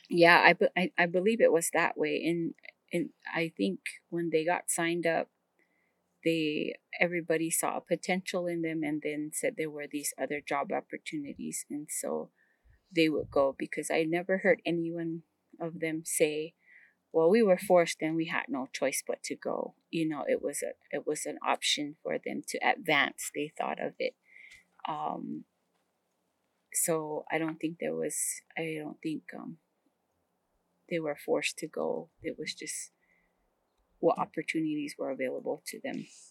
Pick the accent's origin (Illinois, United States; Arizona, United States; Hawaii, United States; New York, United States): Arizona, United States; Hopi